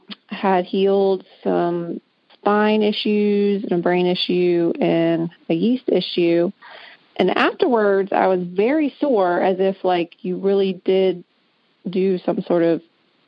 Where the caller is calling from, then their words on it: Augusta, Georgia, United States; I am calling from Augusta, Georgia.